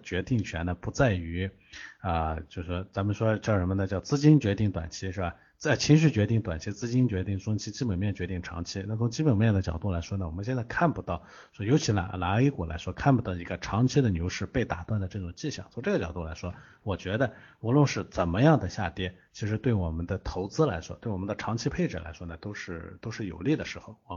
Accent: China; 我们中国人

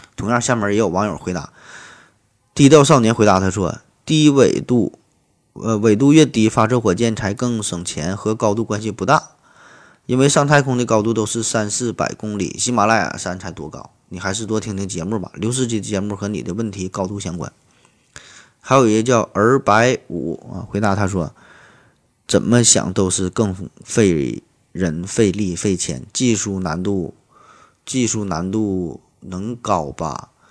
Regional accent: Shenyang, Liaoning, China; 作为沈阳人，作为沈阳的一个分子儿

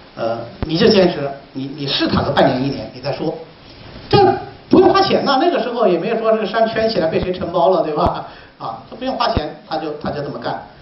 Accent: Hubei, China; now in Hangzhou, China; 我的老家鱼米之乡也是产河化的地方，我们那地方产的藕叫贡藕

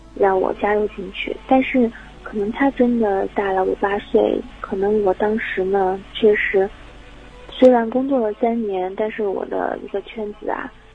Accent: Jiangxi, China; moved away as an adult; now in Hangzhou, China; 我是江西人

